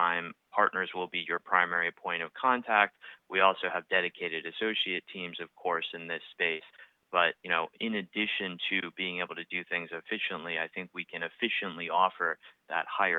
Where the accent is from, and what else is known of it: outside of Boston, Massachusetts, United States; born or raised there; also born or lived in Vail, Colorado, United States